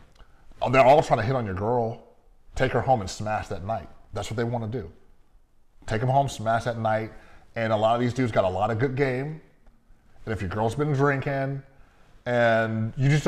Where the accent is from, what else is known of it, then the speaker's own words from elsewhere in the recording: Las Vegas, Nevada, United States; I'm from Vegas